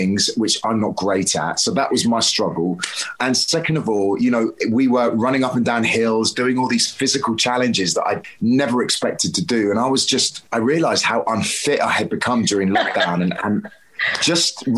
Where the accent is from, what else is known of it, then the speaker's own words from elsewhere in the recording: Devon, South West England, United Kingdom; I grew up in Devon as a child.